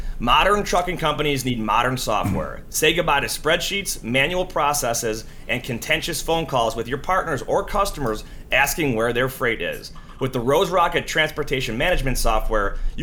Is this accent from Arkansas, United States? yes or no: no; Buffalo, New York, United States; I'm from Buffalo, New York